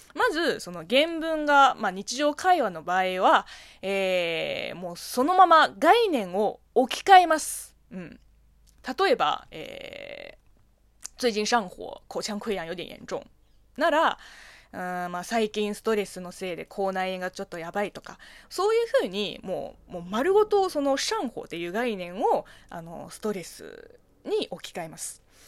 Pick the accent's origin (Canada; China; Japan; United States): China; Japanese is a second language; moved away; 国生まれ中国育ちの私